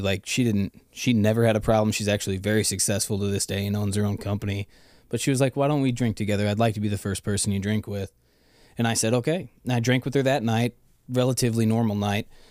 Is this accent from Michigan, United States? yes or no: no; Lake Saint Louis, Missouri, United States; Growing up in Lake Saint Louis was amazing